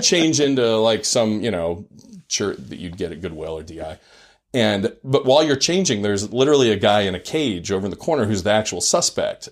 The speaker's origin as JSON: {"language": "English", "area": "Silicon Valley", "region": "California", "country": "United States", "tie": "born or raised there", "also_born_or_lived": "Utah / Maryland", "moved": "as an adult", "said": "I grew up in Silicon Valley where everyone was kind of a tech nerd."}